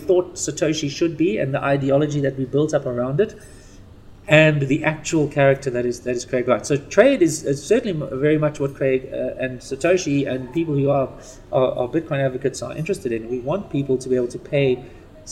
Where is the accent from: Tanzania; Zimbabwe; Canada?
Zimbabwe; also born or lived in South Africa; I was born in Zimbabwe